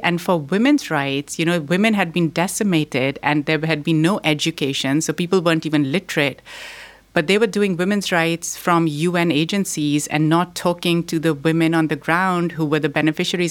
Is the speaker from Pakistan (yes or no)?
yes; Pakistan; also born or lived in Boston, United States; now in United States; I was born here in Boston, but I grew up in Pakistan.